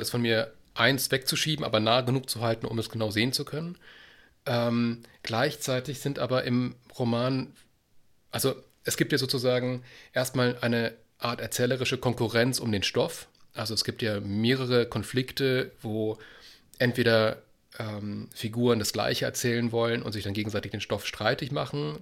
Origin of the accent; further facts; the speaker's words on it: Baden-Württemberg, Germany; als, als ähm, Südbadener